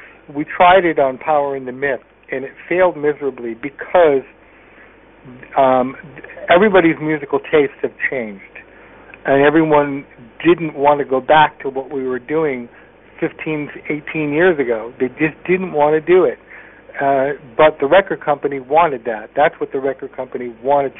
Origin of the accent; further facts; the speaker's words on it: Connecticut, United States; I was a guy from Connecticut